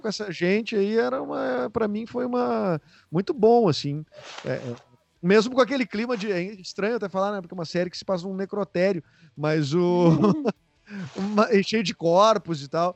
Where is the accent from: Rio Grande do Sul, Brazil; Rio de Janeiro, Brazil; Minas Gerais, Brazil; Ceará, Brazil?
Rio Grande do Sul, Brazil; ter o sotaque daqui